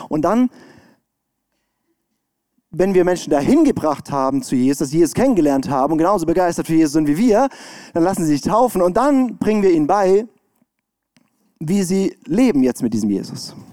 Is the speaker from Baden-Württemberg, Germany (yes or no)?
yes; Baden-Württemberg, Germany; ich komme aus dem Schwarzwald, da ist gute Luft.